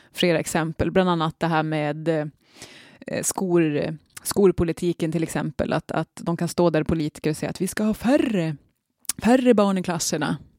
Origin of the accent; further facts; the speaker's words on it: Norrland, Sweden; accent: Norrland dialect; min egen dialekt och på något vis min, min, min norrländska identitet